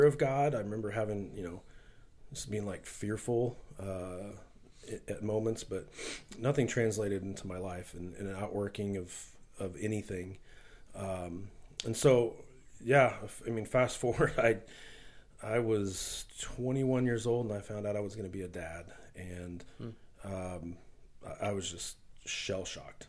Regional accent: Wichita, Kansas, United States; So I grew up here in Wichita

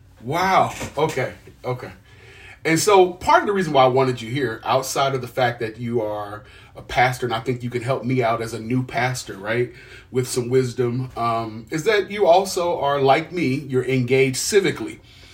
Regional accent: Midwest, United States; I'm from the Midwest.

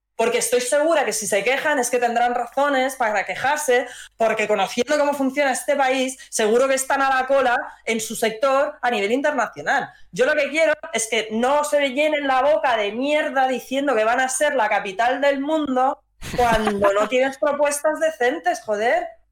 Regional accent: Madrid, Community of Madrid, Spain; yo soy de Madrid

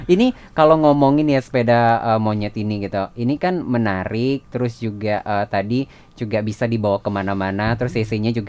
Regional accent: Bali, Indonesia; kita semua dari Bali sih

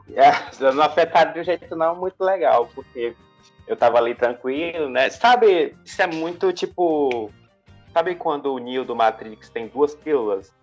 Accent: Jacundá, Pará, Brazil; now in Goiânia, Brazil; fica no sudeste do Pará, ali próximo de Marabá

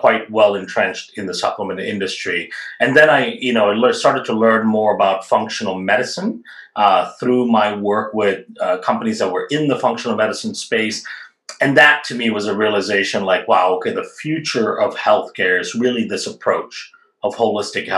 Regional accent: India; moved away; I grew up in India

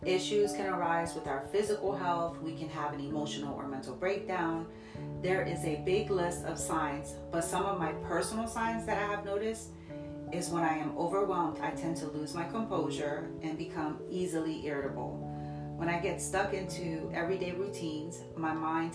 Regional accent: Jersey City, New Jersey, United States; now in Ohio, United States; born and raised in Jersey City, currently living in Ohio for some time now

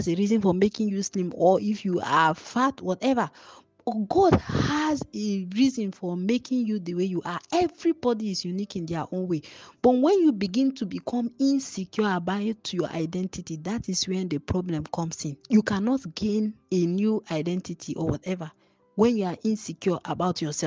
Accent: Nigeria; when you are a born, bred, and toasted Nigerian like I am, my national identity is I am a Nigerian

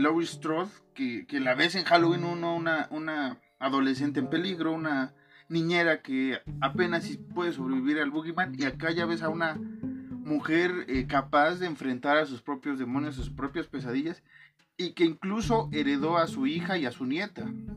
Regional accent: Mexico; somos mexicanos

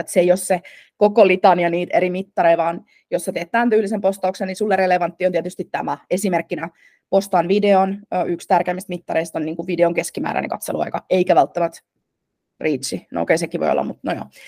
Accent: Turku, Southwest Finland, Finland; äiti oli töissä äh, hotelliketjussa Turussa, äh, mistä mä oon taas kotoisin

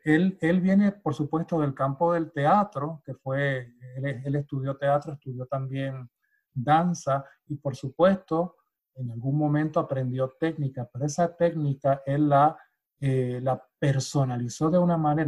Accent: Puerto Rico; now in United States; para mí que soy puertorriqueño, o sea, forma parte de mi, de mi ADN, forma parte de esta, de, mi, de mi eh, cultura popular, desde niño

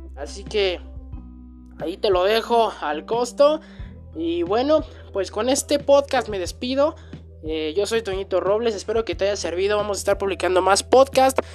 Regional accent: Mexico; en mi país, que es México

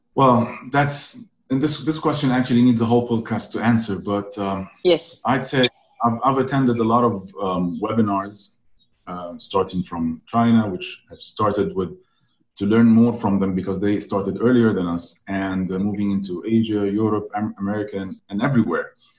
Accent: Egypt; I'm born in Egypt

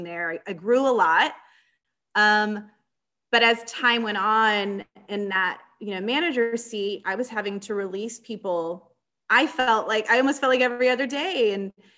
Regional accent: San Antonio, Texas, United States; I'm born and raised in San Antonio, Texas

